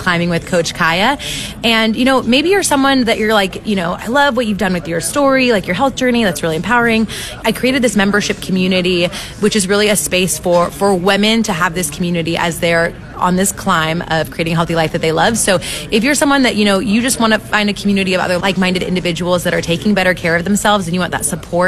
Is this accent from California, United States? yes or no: yes; California, United States; now in Kentucky, United States; Growing up in California, moving to Kentucky